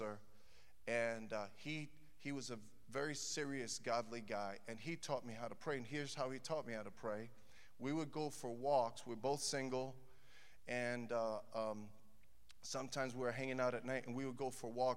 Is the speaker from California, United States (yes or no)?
no; New York City, New York, United States; moved away as an adult; now in Chicago, United States; I grew up in Brooklyn, New York.